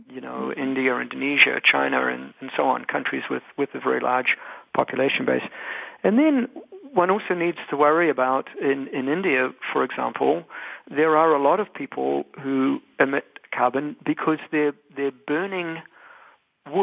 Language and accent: English; New Zealand; now in United States; I'm a New Zealander.